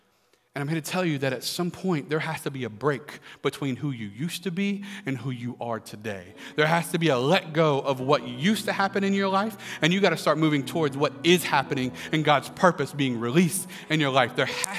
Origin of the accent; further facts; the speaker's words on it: Pensacola, Florida, United States; I grew up in Pensacola for the most part, bouncing around the nation, but my parents grew up in Lakeland and Winter Haven, Florida.